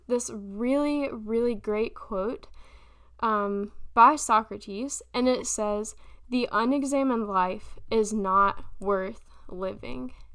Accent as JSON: {"language": "English", "town": "Florence", "region": "South Carolina", "country": "United States", "tie": "born or raised there", "also_born_or_lived": "Memphis, Tennessee", "said": "I'm from Florence, South Carolina. Um, technically, I was born in Memphis, Tennessee, but we moved here when I was pretty little, so I'm I'm a South Carolinian in my own mind at least."}